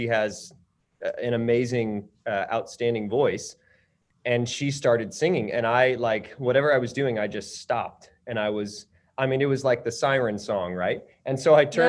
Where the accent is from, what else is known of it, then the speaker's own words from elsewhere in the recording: Coppell, Texas, United States; I was a Mockingbird kid and then an East Bronco and then a Coppell Cowboy.